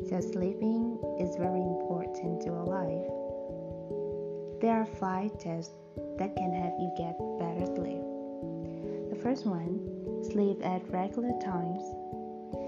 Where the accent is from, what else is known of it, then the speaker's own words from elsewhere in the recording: Vietnam; accent: mixed accent; first language Vietnamese; English is a second language; moved away as an adult; now in Da Nang, Vietnam; I am a Vietnamese person as a native speaker, I was born in another province, and I lived in another province for about 18 years. And then I moved to Denang to study and work for about 6 years. So my voice, my accent is like mixed accent